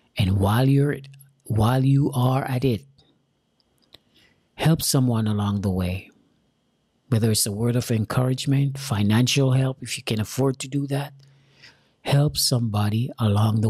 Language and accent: English; Jamaica; moved away; I'm an immigrant from Jamaica. I have an accent.